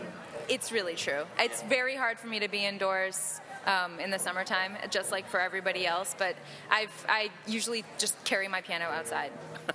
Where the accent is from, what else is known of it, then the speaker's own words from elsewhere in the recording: Chicago, Illinois, United States; my mother brought me here as a child growing up in Chicago